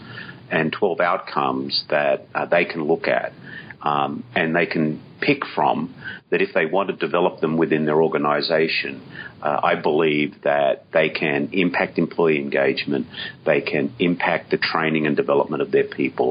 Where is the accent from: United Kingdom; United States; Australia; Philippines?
Australia; I, being Aussie